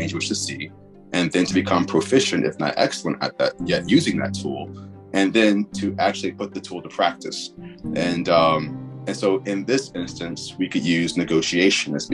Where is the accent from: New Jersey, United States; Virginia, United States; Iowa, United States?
Virginia, United States; Richmond; I was born and raised in Richmond, Virginia